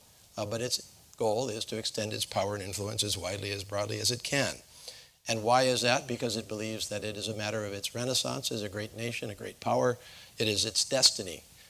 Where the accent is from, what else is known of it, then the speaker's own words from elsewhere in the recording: Hawaii, United States; being born and raised in Hawaii, and whose life goes back generations in Hawaii